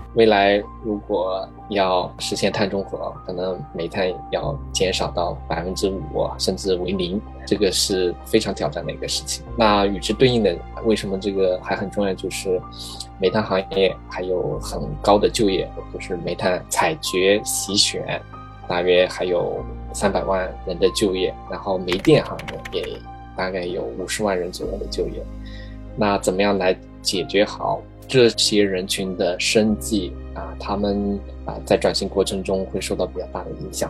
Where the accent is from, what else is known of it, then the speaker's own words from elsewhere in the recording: China; 作为一个中国人